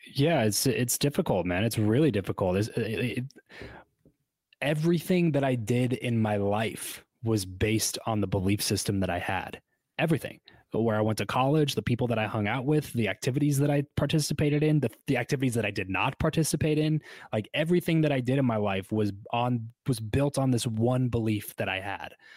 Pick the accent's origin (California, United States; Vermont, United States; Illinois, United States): California, United States; Southern; moved away as an adult; also born or lived in Fresno; I grew up in Southern California